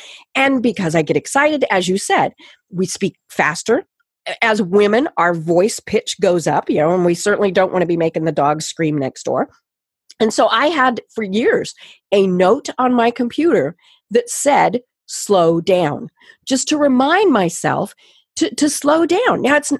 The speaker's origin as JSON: {"language": "English", "region": "Colorado", "country": "United States", "also_born_or_lived": "the South (US)", "moved": "yes", "said": "I'm from Colorado, and so I do speak fairly quickly, fast, whatever we want to call it. And, you know, I get down here to the South."}